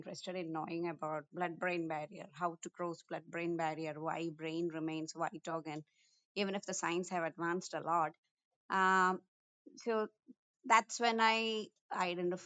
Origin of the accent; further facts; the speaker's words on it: India; moved away; I'm born and brought up in India